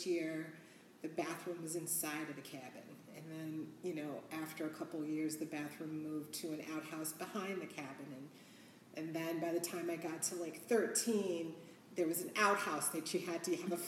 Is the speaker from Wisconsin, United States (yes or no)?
no; Chicago, Illinois, United States; I am born and raised Southside Chicago